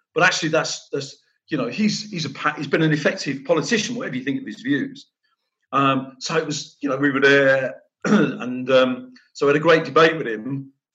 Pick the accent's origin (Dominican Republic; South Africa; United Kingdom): United Kingdom; London; moved away as an adult; now in Nottingham, United Kingdom; it's where I was brought up in North London. My dad was a police officer, brought up in police flats